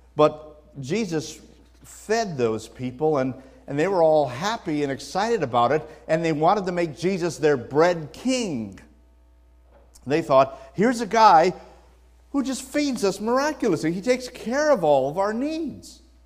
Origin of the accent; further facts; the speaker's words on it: Wisconsin, United States; now in California, United States; I was born in the Midwest, born and raised in, in Wisconsin.